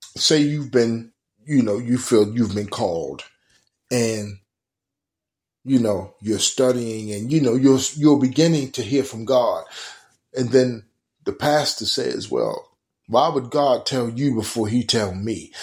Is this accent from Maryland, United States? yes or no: yes; Baltimore, Maryland, United States; growing up in Baltimore City, Bell and Garrison